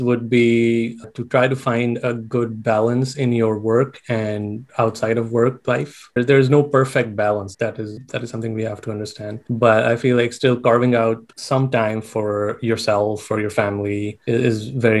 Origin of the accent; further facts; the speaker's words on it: Pakistan; moved away as an adult; now in Galveston, United States; So I was born and raised in Pakistan, medical school in Pakistan. Then I did my intern year there.